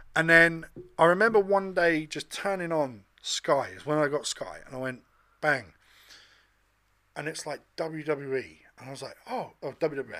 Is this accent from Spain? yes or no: no; England, United Kingdom; me, as a kid growing up in England